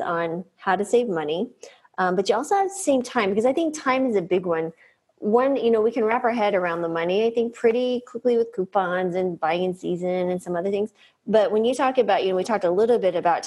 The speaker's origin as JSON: {"language": "English", "region": "New Mexico", "country": "United States", "tie": "born or raised there", "said": "I grew up in New Mexico, so I was cooking at the state fair enchiladas and stuff by eight"}